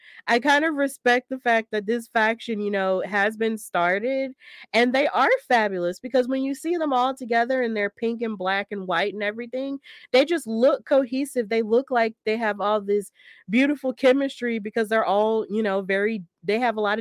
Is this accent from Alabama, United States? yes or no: yes; Alabama, United States; moved away as an adult; also born or lived in Kentucky; Even though I'm not from Kentucky, I'm from Alabama. I did live in Kentucky for 5 years when I went to college